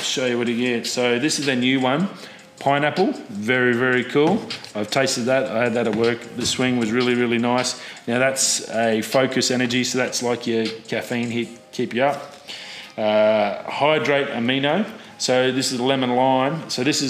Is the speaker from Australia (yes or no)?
yes; Australia; as an Australian